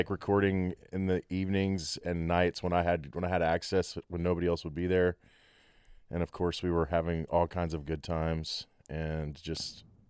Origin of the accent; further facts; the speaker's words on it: Abilene, Texas, United States; now in Dallas, United States; I grew up in Abilene, Texas. My dad was a huge … fan and liked classic rock.